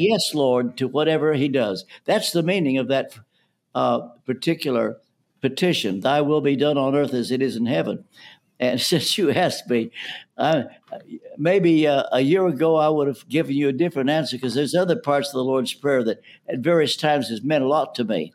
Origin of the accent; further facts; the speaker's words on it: Ashland, Kentucky, United States; moved away as an adult; also born or lived in London; I'm from Ashland, Kentucky